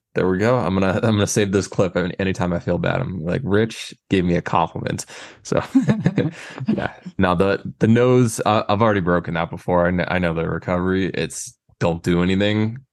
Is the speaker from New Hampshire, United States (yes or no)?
yes; New Hampshire, United States; I'm from New Hampshire